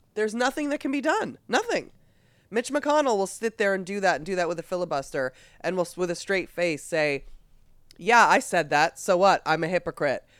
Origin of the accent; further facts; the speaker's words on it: Massachusetts, United States; my home state of Massachusetts